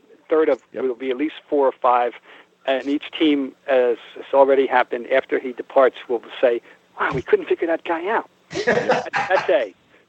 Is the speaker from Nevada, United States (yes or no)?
no; Trenton, New Jersey, United States; moved away as an adult; also born or lived in Boston; growing up in Trenton, New Jersey